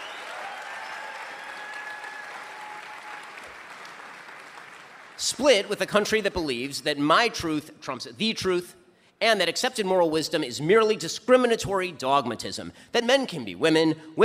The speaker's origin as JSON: {"language": "English", "country": "United States", "said": "my home country of the United States"}